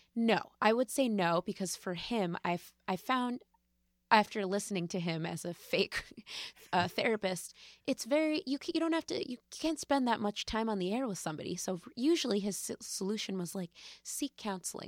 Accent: West Hartford, Connecticut, United States; also born or lived in New York; I grew up in West Hartford, Connecticut

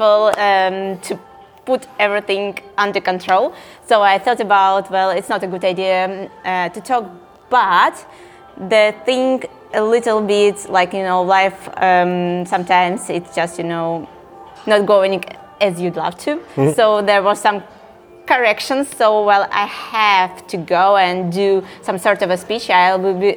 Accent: Saint Petersburg, Russia; I'm from Russia

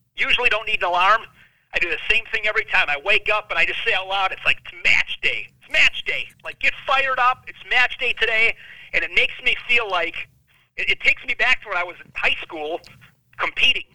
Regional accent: Ripon, Wisconsin, United States; my hometown of, of Ripon, Wisconsin

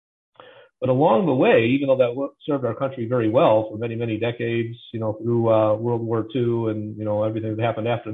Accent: Illinois, United States; I'm from Illinois, and I'm in Illinois still

